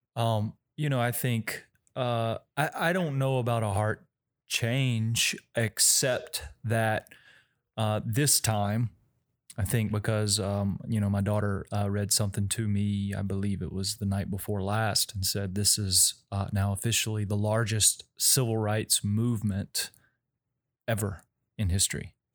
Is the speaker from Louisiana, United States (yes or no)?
yes; Denham Springs, Louisiana, United States; I grew up in Denham Springs